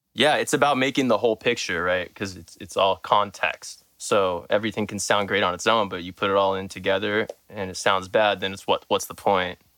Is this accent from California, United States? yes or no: yes; Southern California, United States; I'm from Southern California